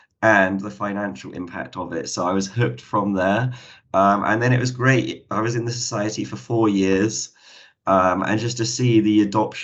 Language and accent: English; Cambridge, East of England, United Kingdom; moved away as an adult; also born or lived in Bristol; I am from Cambridge, so it was quite a move, like 3 hours down south